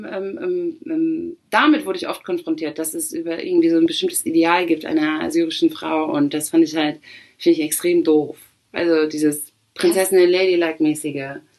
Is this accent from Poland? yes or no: yes; Poland; wenn du sagst, ich bin Polin und jemand sagt, wow, geil, ich habe schon äh, ein paar Polinnen kennengelernt